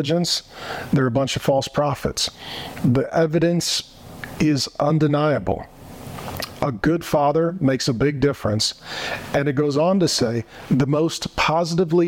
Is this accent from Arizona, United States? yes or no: yes; Arizona, United States; my home state of Arizona